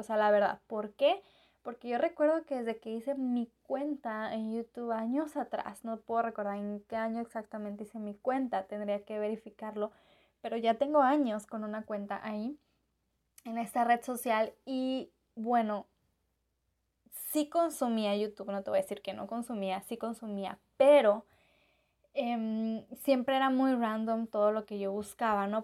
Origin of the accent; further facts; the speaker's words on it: Mexico; yo como mexicana